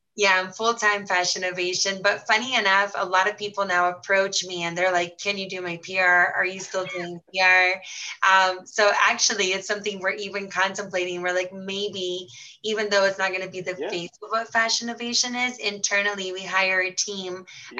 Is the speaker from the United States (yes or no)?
no; Brazil; moved away; I was born and raised in Brazil, Egyptian parents